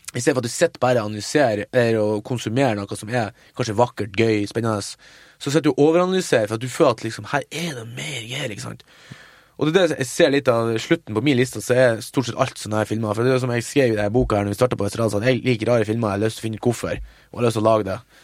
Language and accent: Norwegian; Mo i Rana, Nordland, Norway; moved away; filmfestival hjemme på Mo i Rana